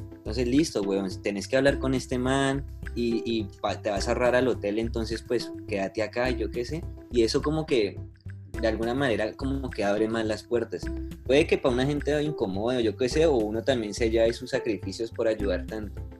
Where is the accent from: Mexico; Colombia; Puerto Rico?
Colombia; nosotros como colombianos, como sociedad